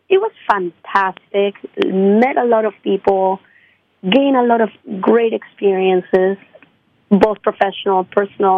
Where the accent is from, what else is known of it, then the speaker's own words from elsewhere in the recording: Lima, Peru; now in United States; I'm from Lima, Peru